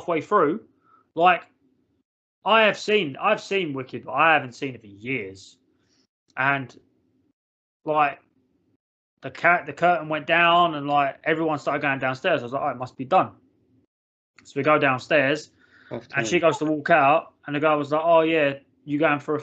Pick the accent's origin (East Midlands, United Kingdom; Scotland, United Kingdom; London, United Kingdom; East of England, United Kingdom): London, United Kingdom; moved away; I grew up in London